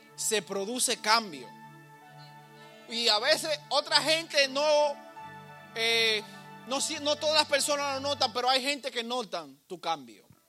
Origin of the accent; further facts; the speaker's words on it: Dominican Republic; now in United States; yo soy dominicano. Aunque mi pasaporte diga lo que diga, yo soy, yo nací aquí